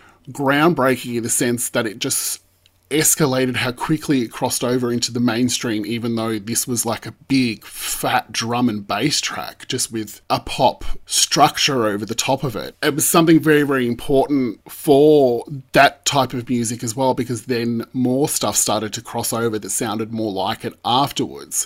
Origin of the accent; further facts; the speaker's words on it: Australia; also born or lived in Melbourne, Australia; as Australian fans of the girls